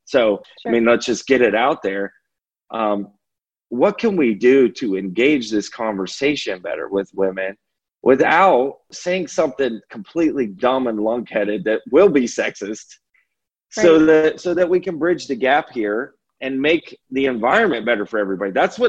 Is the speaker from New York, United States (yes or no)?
no; California, United States; if you're from New Jersey and I'm from California, we'll have differences in the way that we grew up.